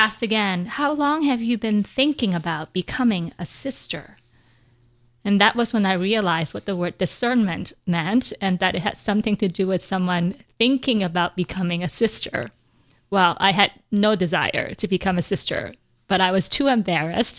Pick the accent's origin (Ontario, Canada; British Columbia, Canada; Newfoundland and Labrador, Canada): British Columbia, Canada; Vancouver; I grew up in Vancouver, British Columbia